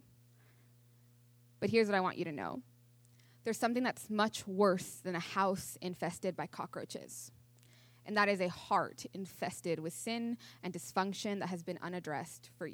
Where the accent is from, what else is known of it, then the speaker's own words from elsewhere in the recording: near Mount Rainier, Washington, United States; I grew up near Mount Rainier in Washington